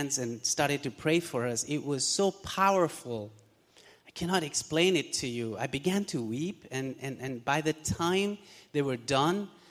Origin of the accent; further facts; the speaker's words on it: Pakistan; moved away as an adult; Both my wife and I, we're originally from Pakistan